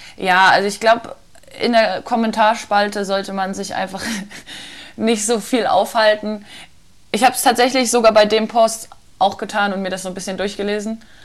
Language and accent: German; near Magdeburg, Saxony-Anhalt, Germany; moved away; ich komme ja aus der Nähe von Magdeburg